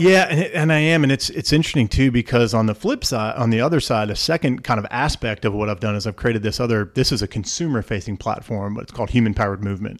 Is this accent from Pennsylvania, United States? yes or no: yes; Montoursville, Pennsylvania, United States; I grew up in the middle of, uh, middle of north central Pennsylvania in a small town called Montoursville